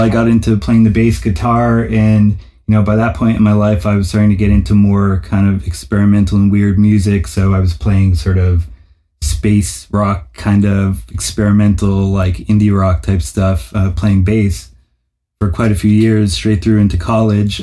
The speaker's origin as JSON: {"language": "English", "town": "New Haven", "region": "Connecticut", "country": "United States", "tie": "born or raised there", "also_born_or_lived": "Boston, Massachusetts", "said": "I grew up in New Haven, Connecticut"}